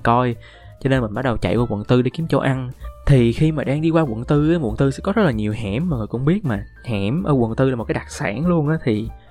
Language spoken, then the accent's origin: Vietnamese; Binh Duong, Vietnam; moved away as an adult; now in Ho Chi Minh City, Vietnam; ở quê mình ở mình ở bình dương